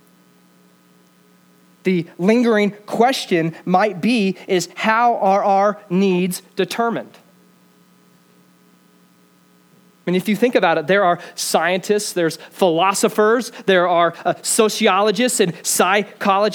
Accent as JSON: {"language": "English", "town": "Greeley", "region": "Colorado", "country": "United States", "said": "I'm from Greeley."}